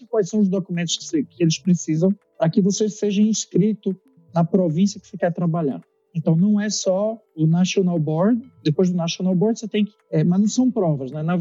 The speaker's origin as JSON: {"language": "Portuguese", "town": "Recife", "region": "Pernambuco", "country": "Brazil", "tie": "born there", "also_born_or_lived": "São Paulo", "moved": "as an adult", "said": "na verdade eu, eu, eu nasci em Recife, né? É, e depois de Recife, eu decidi fazer faculdade fora. Então, é, eu fui fazendo no interior de São Paulo, fiz na USP de Ribeirão Preto"}